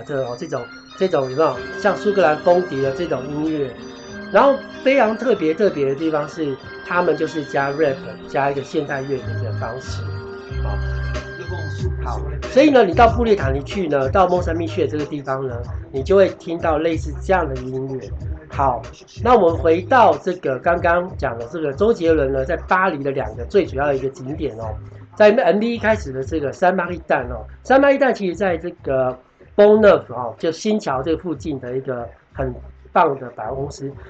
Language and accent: Chinese; Taiwan; 就是我们的我们台湾人，我们东方人认为的一楼，就是平地的一楼。